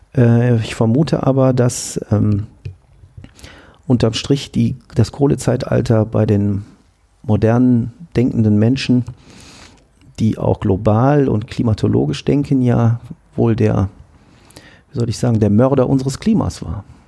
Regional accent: Cologne, North Rhine-Westphalia, Germany; moved away; Ich äh, bin Kölner und bin am Wochenende immer mal wieder gerne in Köln

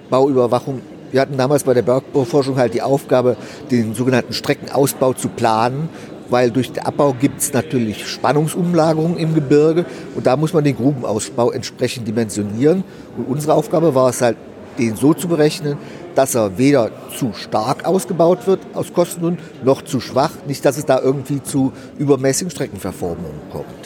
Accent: Frankfurt, Hesse, Germany; born there; also born or lived in Hanover; now in Ruhr area, Germany; nein, äh, ich bin gebürtiger Frankfurter.

